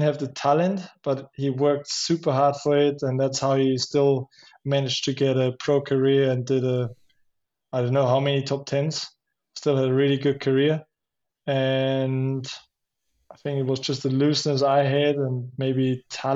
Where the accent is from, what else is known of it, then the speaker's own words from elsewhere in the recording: Schladming, Styria, Austria; I grew up in Schladming and the roots and everything